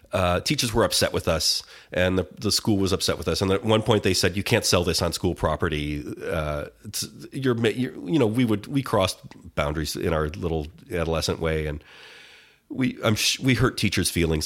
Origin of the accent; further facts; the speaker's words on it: Detroit, Michigan, United States; I'm from, uh, Detroit, the suburbs of Detroit